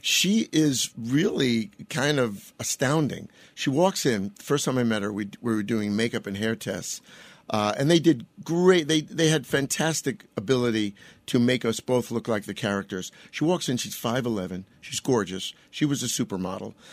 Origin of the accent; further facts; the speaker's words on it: New York, United States; I'm from New York